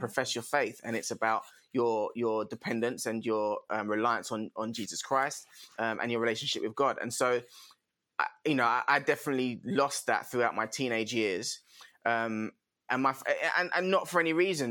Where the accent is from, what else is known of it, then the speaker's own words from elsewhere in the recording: London, United Kingdom; also born or lived in Croydon; now in Kent, United Kingdom; I was originally based sort of Brixton Tulse Hill area.